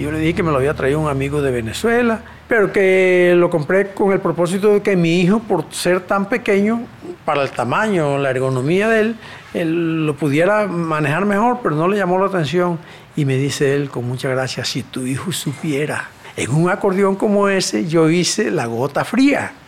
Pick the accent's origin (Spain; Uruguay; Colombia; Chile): Colombia; Villanueva, La Guajira; now in Valledupar, Colombia; Yo nací en Villanueva, La Guajira, que hoy se conoce como cuna de acordeones. Eh, desde niño, por el entorno musical donde me crié